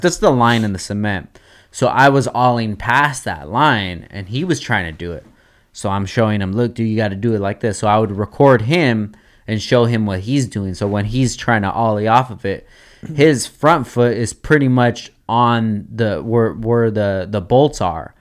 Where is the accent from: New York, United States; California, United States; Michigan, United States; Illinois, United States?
California, United States; Oxnard; I want is to be in my hometown at my home skate park